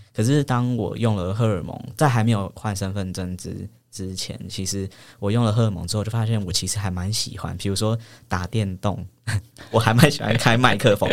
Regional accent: New Taipei, Taiwan; 我的老家在新北，然后比较，呃，算是偏乡的地方这样

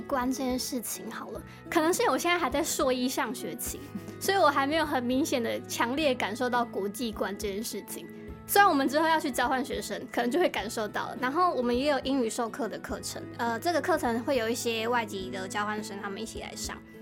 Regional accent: Keelung, Taiwan; 我是基隆人

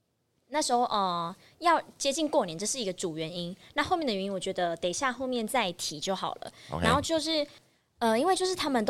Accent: Taichung, Taiwan; 设定我是台中人，不用设定，我就是台中人

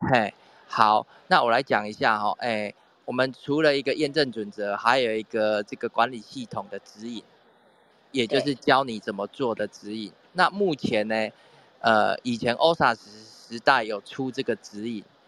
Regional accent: Taiwan; 我们台湾这边

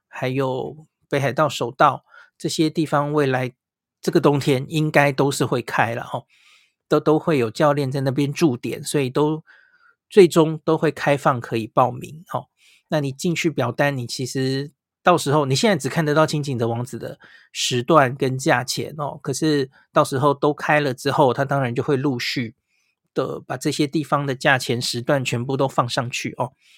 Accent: Taiwan; 我们台湾人去的话

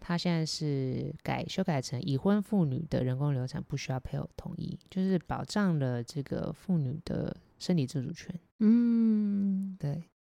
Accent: Taiwan; 我们台湾

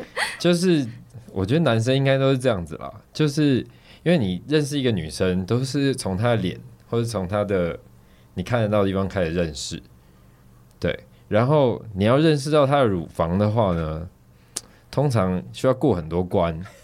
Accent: Taiwan; 我们台湾这边是怎么教的

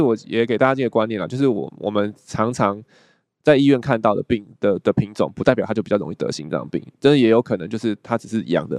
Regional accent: Taiwan; 我们台湾人

